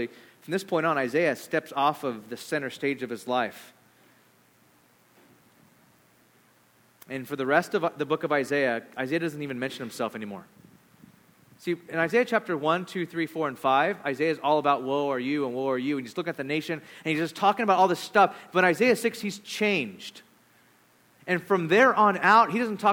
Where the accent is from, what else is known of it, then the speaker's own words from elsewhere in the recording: California, United States; I'm from California